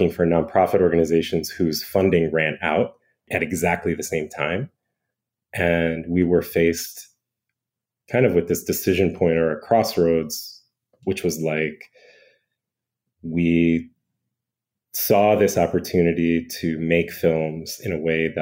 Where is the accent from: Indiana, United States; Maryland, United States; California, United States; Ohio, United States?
Maryland, United States; Bethesda; also born or lived in Portland, Oregon; now in Washington, D.C., United States; I was born in Washington, D.C., as was my brother Brandon, and grew up in Bethesda, Maryland